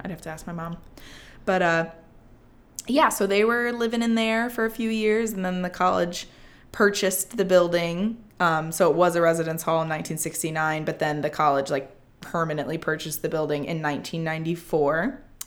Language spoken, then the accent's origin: English; South Bend, Indiana, United States; born or raised there